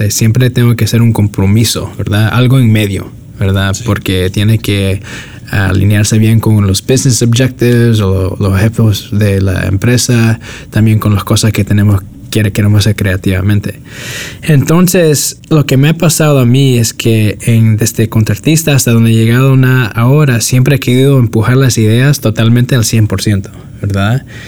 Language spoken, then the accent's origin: Spanish; New York City, New York, United States; now in Redwood City, United States; nací, nací en el sur del Bronx y me crecí en Nueva York